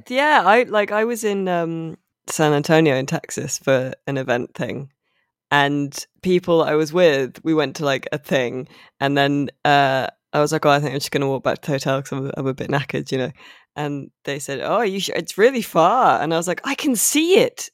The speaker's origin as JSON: {"language": "English", "country": "United Kingdom", "said": "as a Brit"}